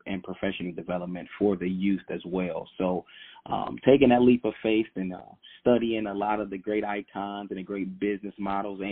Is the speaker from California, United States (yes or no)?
no; Detroit, Michigan, United States; born and raised in Detroit, Michigan